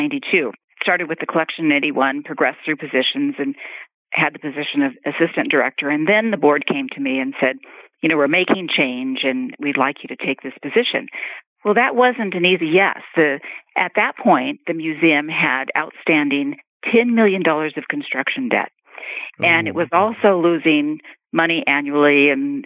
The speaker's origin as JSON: {"language": "English", "region": "Southern California", "country": "United States", "tie": "born or raised there", "said": "I grew up in Southern California car culture"}